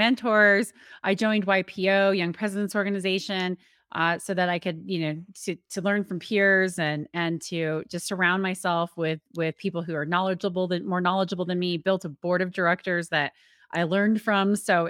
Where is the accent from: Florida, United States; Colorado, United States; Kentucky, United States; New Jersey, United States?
Colorado, United States; also born or lived in Austin, Texas; and I grew up on the Western Slope of Colorado, but I had left Austin, Texas.